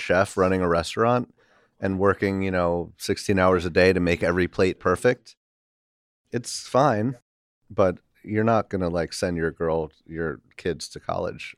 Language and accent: English; Milton, New York, United States; upstate in the Hudson Valley.